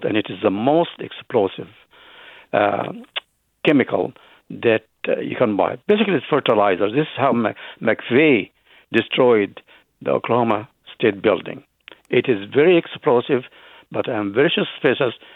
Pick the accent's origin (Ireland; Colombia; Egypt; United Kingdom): Egypt; also born or lived in Lebanon; now in Berkeley, United States; while I was born in Egypt, a big part of my family come from Lebanon